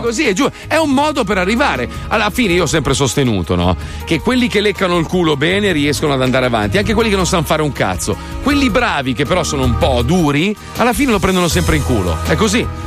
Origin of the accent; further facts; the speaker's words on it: Milan, Lombardy, Italy; sono milanese